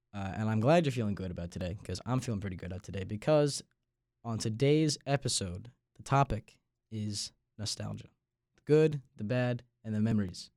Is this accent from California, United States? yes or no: no; Long Island, New York, United States; moved away as an adult; now in North Carolina, United States; I'm from Long Island, New York